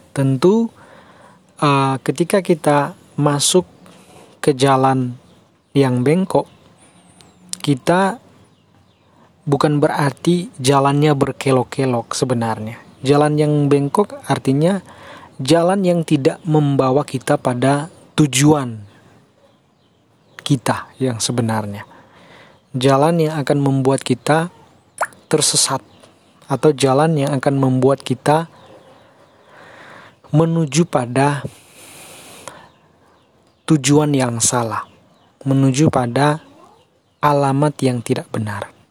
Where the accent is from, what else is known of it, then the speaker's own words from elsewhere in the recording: North Sulawesi, Indonesia; tentu kita sebagai orang Mal Minahasa, orang Malesung, umat Malesung harus menghindari hal-hal seperti itu.